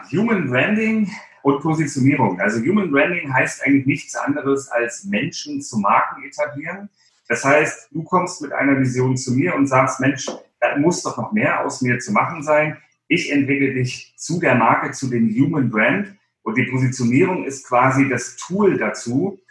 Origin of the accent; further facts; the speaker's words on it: Baltic Sea coast, Germany; Ich bin an der Ostsee groß geworden, also ich bin so ein Klippenkotzer